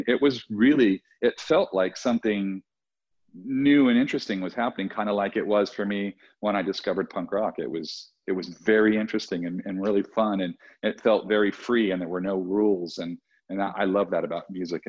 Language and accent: English; Southern California, United States; I'm from Southern California.